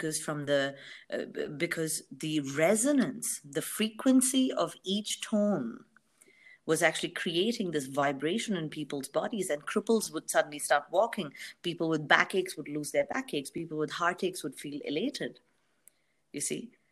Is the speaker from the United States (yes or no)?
no; India; And I come from India